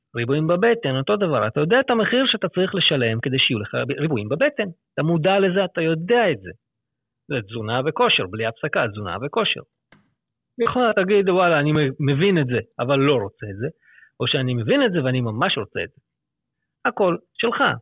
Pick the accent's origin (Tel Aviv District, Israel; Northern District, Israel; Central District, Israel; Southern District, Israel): Central District, Israel; Lod; moved away as an adult; also born or lived in Herzliya / Jaffa / Petah Tikva / Hod HaSharon; now in Afula, Israel; במקור אני מלוד